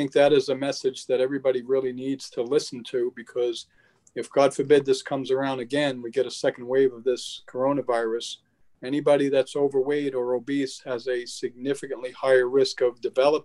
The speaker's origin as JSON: {"language": "English", "region": "New York", "country": "United States", "tie": "born or raised there", "said": "I grew up in Queens, the whole entire block, we lived on a block with row houses"}